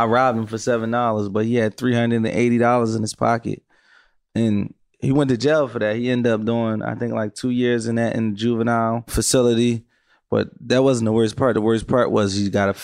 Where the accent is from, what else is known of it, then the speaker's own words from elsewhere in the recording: Philadelphia, Pennsylvania, United States; I come from Philadelphia, actually the North Philadelphia, which now is like called the Temple area. And, you know, we grew up in environments